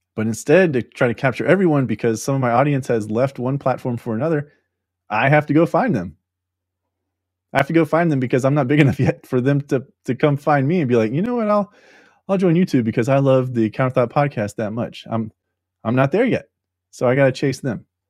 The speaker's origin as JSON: {"language": "English", "country": "United States", "said": "we as the American people"}